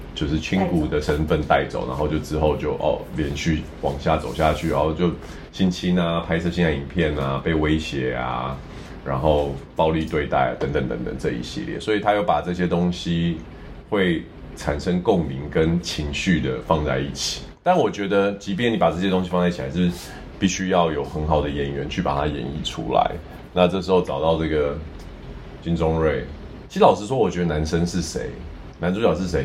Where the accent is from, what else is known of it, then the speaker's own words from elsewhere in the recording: Taiwan; 身为台湾人